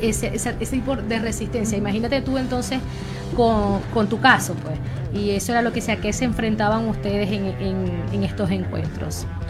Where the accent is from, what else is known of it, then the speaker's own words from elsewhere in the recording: Venezuela; now in Argentina; hablo como sociedad venezolana